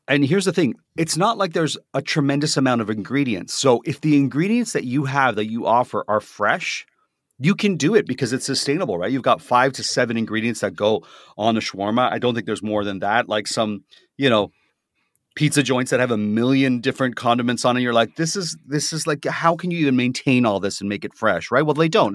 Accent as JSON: {"language": "English", "town": "Toronto", "region": "Ontario", "country": "Canada", "said": "I'm from Toronto"}